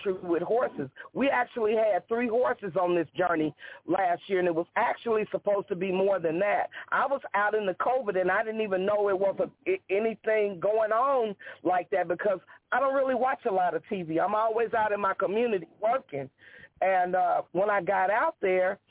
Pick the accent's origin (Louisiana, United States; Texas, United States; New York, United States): Louisiana, United States; now in Desert Hot Springs, United States; I live in California. I'm from Louisiana